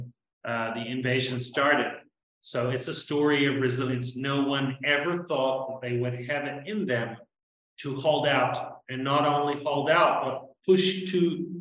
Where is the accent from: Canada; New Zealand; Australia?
New Zealand; now in Latin America; I'm from New Zealand and I've been living in Latin America forever